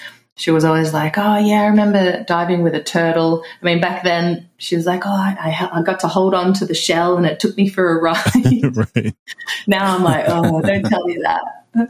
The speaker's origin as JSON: {"language": "English", "town": "Melbourne", "region": "Victoria", "country": "Australia", "tie": "born or raised there", "also_born_or_lived": "Thailand / Egypt / Italy", "moved": "as an adult", "lives_now": "Tulum, Mexico", "said": "Yeah, I grew up in Melbourne, just out of the city in Melbourne. Yeah, so it's cold there."}